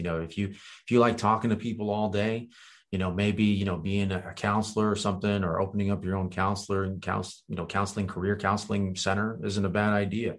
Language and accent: English; Virginia, United States; first language Kurdish; English is a second language; also born or lived in Romania / France; I moved to Virginia there to basically start, you know, school and live with my grandparents